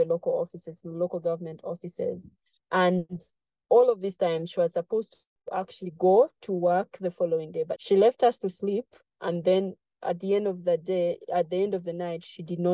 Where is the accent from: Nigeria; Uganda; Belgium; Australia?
Uganda; Jinja, Eastern Region; this is where I grew up in Jinja, Uganda